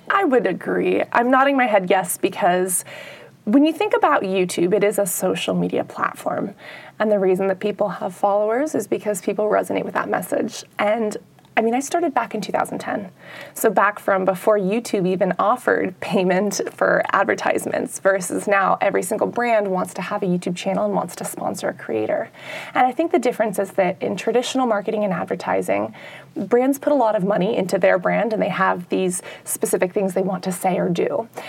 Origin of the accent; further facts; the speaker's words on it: San Francisco, California, United States; I'm from San Francisco